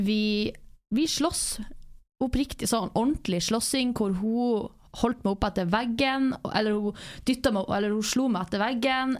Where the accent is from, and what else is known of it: Northern Norway, Norway; born or raised there; now in Southern Norway